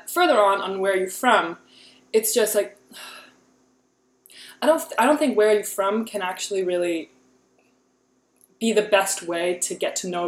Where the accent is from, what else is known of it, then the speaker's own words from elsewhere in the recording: Kansas, United States; I grew up in Kansas and I've lived in Kansas my yeah. whole life